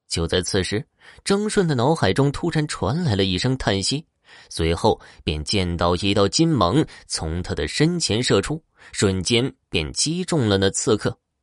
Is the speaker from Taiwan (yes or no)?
no; Horqin Grassland, Inner Mongolia, China; 美丽的科尔沁大草原是我的家乡